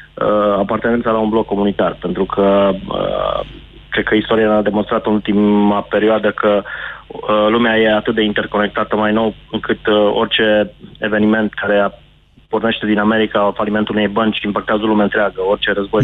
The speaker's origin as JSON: {"language": "Romanian", "town": "Timișoara", "region": "Timiș County", "country": "Romania", "said": "eu te sunt din Timișoara"}